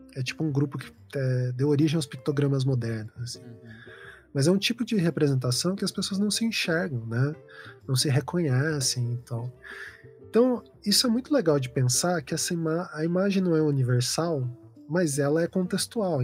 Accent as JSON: {"language": "Portuguese", "region": "Paraná", "country": "Brazil", "tie": "born or raised there", "also_born_or_lived": "São Paulo", "said": "é minha família daqui"}